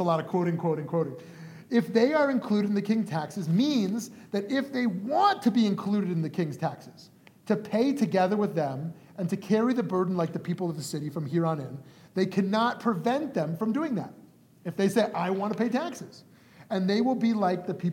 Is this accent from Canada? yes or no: yes; Canada; being Canadian born